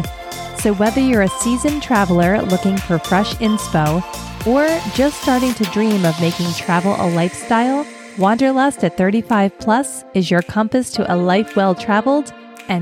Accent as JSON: {"language": "English", "town": "Philadelphia", "region": "Pennsylvania", "country": "United States", "tie": "born or raised there", "also_born_or_lived": "Florida", "moved": "yes", "said": "I grew up in Philly and spent my summers vacationing at the Jersey Shore"}